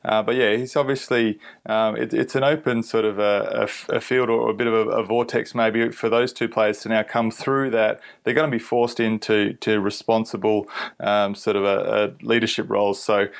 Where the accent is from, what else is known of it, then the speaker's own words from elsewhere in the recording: Perth, Western Australia, Australia; now in Queensland, Australia; I'm from Perth